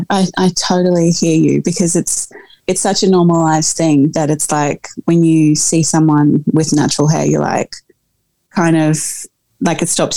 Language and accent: English; South Africa; Like, oh God, I mean, being a South African woman, like, we can go back to and talk about apartheid